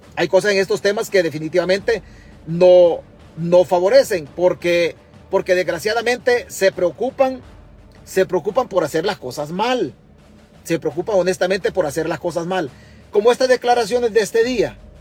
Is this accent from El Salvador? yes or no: yes; El Salvador; now in United States; nosotros como salvadoreños radicados en Estados Unidos